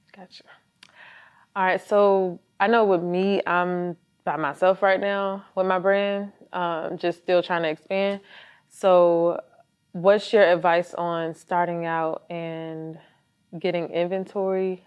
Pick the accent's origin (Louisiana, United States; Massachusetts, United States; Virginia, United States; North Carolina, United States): Virginia, United States; now in Georgia, United States; I am from Virginia